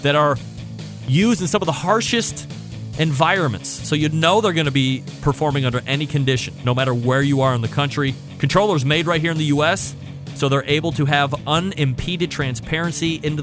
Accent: Cleveland, Ohio, United States; I'm from Cleveland

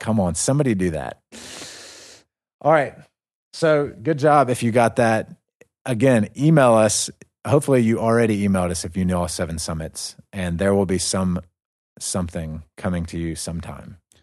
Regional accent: North Carolina, United States; now in North Caucasus, Russia; I'm from North Carolina

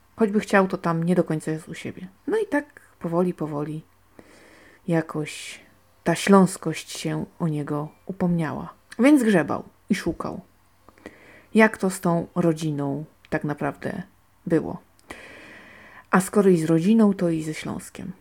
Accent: Silesian Voivodeship, Poland; ja jestem stąd

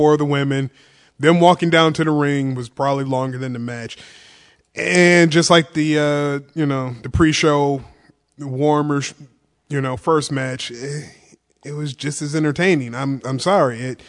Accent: Michigan, United States; we're from Michigan

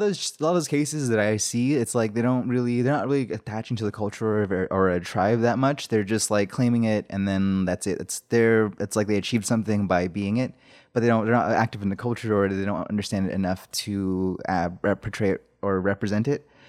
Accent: Shiprock, New Mexico, United States; I was born in the hospital there

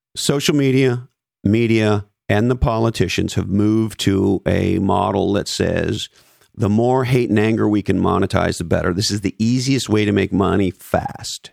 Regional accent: Montreal, Quebec, Canada; moved away; when I was a kid growing up in Montreal

